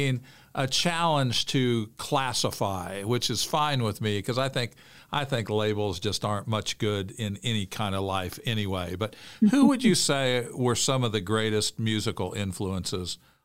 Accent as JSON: {"language": "English", "region": "Central Illinois", "country": "United States", "tie": "born or raised there", "said": "I grew up in Central Illinois"}